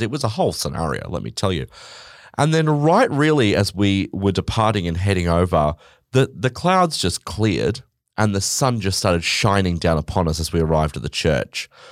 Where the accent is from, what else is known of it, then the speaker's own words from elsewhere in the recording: Australia; I'm Australian